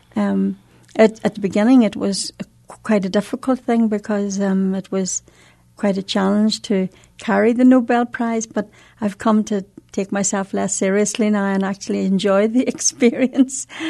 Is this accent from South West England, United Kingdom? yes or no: no; Northern Ireland, United Kingdom; in Northern Ireland, we have, um, uh, two different traditions almost